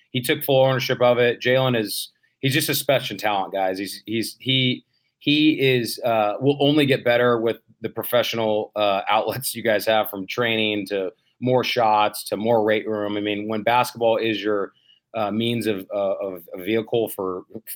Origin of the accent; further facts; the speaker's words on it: Bay Area, California, United States; I grew up in the Bay Area